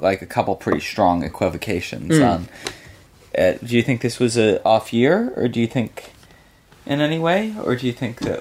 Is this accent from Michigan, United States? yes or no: yes; Michigan, United States; I grew up in Michigan